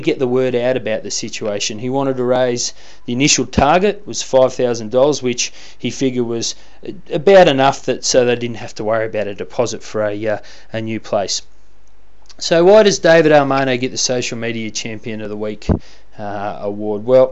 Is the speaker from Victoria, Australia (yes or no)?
no; Canberra, Australian Capital Territory, Australia; my hometown. That's right, our country's fine capital city of Canberra